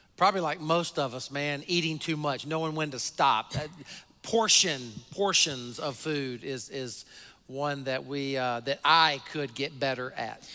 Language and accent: English; the South, United States; I grew up in the South, um, in kind of the buckle of the Bible Belt